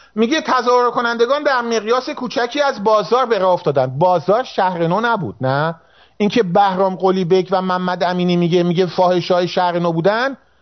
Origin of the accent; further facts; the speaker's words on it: Azeri, family in Tabriz, Iranian Azerbaijan, Iran; من آذریم و من میدونم که این درسته من خانوادم تبریز بود